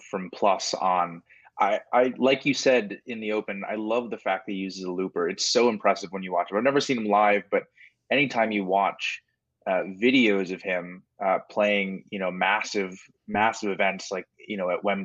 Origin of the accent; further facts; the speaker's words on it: Maryland, United States; I'm from Maryland